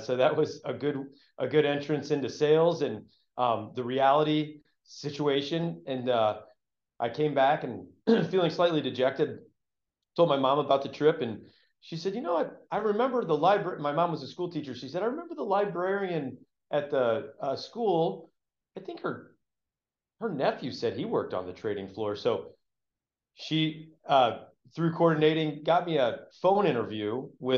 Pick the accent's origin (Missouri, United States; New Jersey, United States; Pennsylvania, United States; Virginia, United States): Missouri, United States; St. Louis; I grew up in St. Louis, Missouri